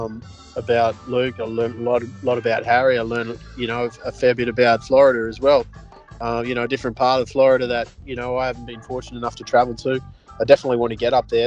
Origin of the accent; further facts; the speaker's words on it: Australia; as an Aussie